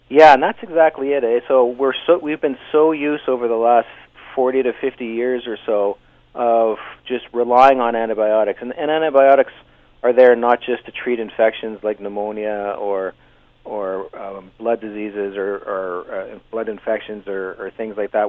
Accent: Canada; also born or lived in Hamilton, Ontario; we're very Canadian

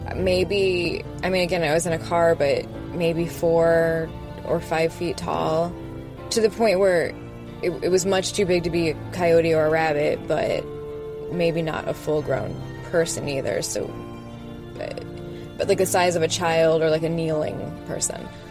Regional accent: Las Vegas, Nevada, United States; I'm from Las Vegas

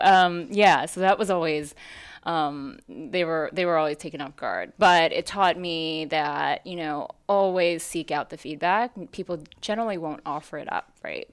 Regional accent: New York City, New York, United States; also born or lived in Hong Kong; I moved to New York City when I was four

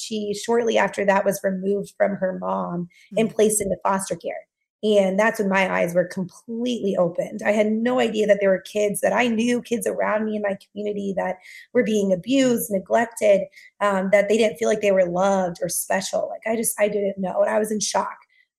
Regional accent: Iowa, United States; So I grew up in Iowa, and I just come from a very, very supportive and loving family.

